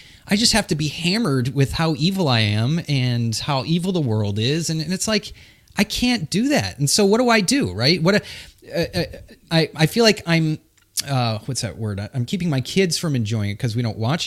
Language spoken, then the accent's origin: English; New England, United States; I'm from New England